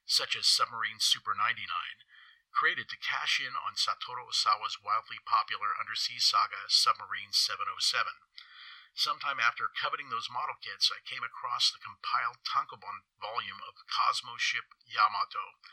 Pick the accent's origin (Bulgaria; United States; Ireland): United States; San Francisco, California; Growing up in San Francisco, as a child, I began to haunt our Japantown.